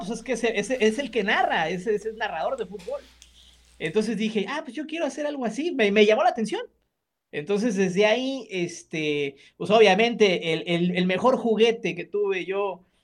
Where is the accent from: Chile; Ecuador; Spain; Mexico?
Mexico; Guadalajara, Jalisco; En, Guadalajara, sí, ah, pues, Guadalajara. Ah, bueno, somos pues, de Guadalajara.